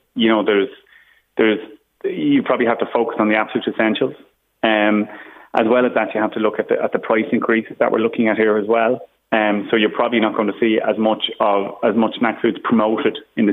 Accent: Ireland; as the Irish as a population

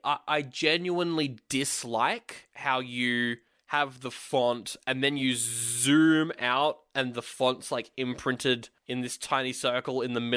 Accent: Australia; Doesn't count Australia, but we don't count as a country

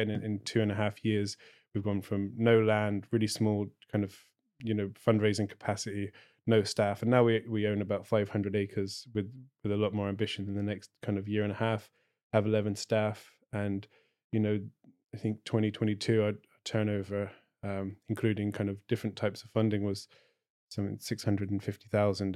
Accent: Cornwall, South West England, United Kingdom; also born or lived in Clare, Ireland; now in Ireland; I'm Cornish, not British

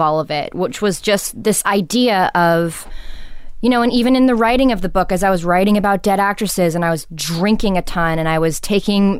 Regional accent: Los Angeles, California, United States; growing up in Venice too

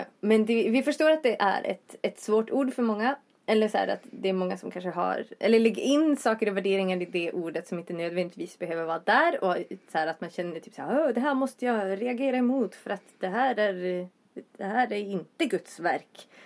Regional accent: Vindeln, Västerbotten County, Sweden; moved away as an adult; also born or lived in Gothenburg; now in Uppsala, Sweden; Från Västerbotten. Eh, Vindeln mer specifikt.

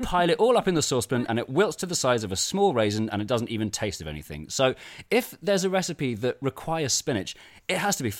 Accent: London, United Kingdom; I was born in 1984 in London

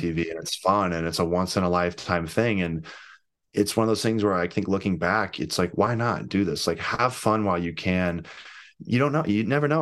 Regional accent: St. Louis, Missouri, United States; I'm from Saint Louis

